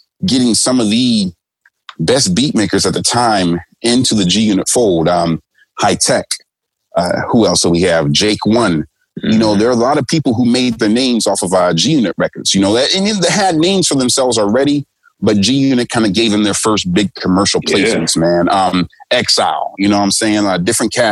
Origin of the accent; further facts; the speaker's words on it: United States; moved away; I'm American